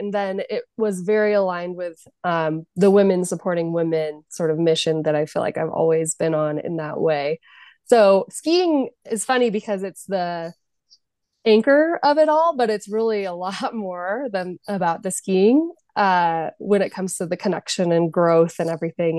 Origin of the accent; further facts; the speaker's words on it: Jackson, California, United States; also born or lived in San Francisco / Denver; I'm from Jackson, California, which is a small rural town. So I grew up and my home ski mountain is Kirkwood